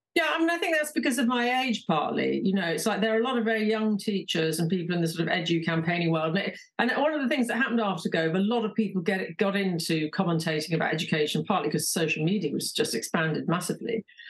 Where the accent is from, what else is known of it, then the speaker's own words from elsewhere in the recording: London, United Kingdom; I grew up in London